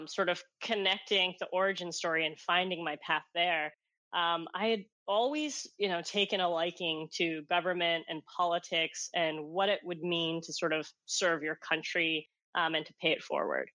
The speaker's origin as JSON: {"language": "English", "country": "Hong Kong", "tie": "born or raised there", "moved": "yes", "said": "my genesis of growing up in Hong Kong"}